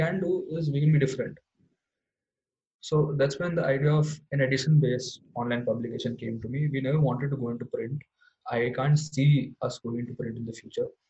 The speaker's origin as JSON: {"language": "English", "town": "Indore", "region": "Madhya Pradesh", "country": "India", "tie": "born or raised there", "said": "in my hometown in Indore"}